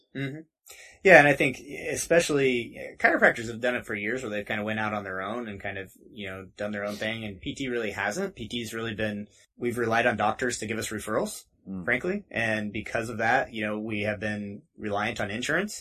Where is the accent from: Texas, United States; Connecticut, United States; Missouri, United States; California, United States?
Missouri, United States; near Lake of the Ozarks; moved away as an adult; now in Denver, United States; I'm from Missouri originally, kind of uh, by Lake of the Ozarks. Okay. Uh, you've, if you've seen the Netflix show Ozark, that's uh, based off of right around where I grew up.